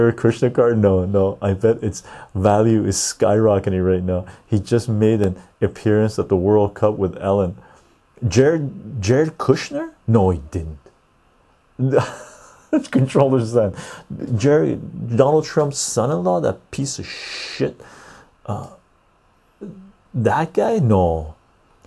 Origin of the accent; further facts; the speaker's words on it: Canada; I'm from Canada.